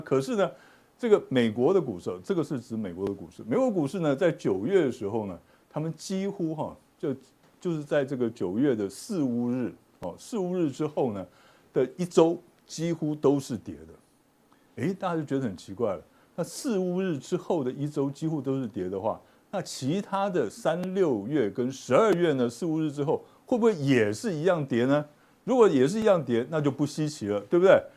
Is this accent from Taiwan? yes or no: yes; Taiwan; 这是我们台湾人最会的